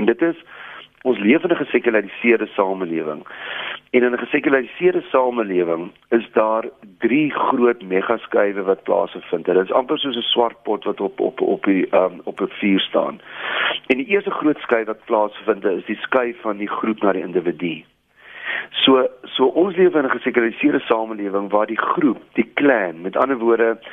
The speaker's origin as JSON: {"language": "Afrikaans", "country": "South Africa"}